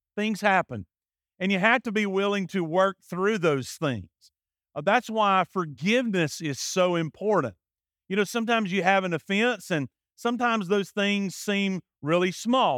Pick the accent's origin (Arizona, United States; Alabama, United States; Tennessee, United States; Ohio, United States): Alabama, United States; I'm from Alabama.